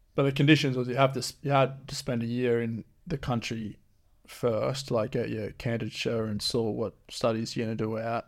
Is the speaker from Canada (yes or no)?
no; Geraldton, Western Australia, Australia; also born or lived in Beverly / Esperance / Perth; I think Geraldton's probably the town that I've spent most of my life in. I was born in Beverly